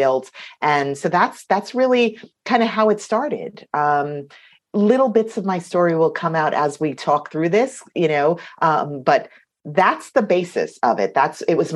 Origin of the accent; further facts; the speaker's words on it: New York City, New York, United States; I come from Queens, New York